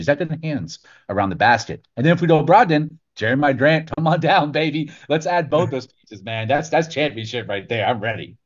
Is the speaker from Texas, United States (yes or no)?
yes; Texas, United States; I'm not even born and bred in New York. I'm I'm first generation Texan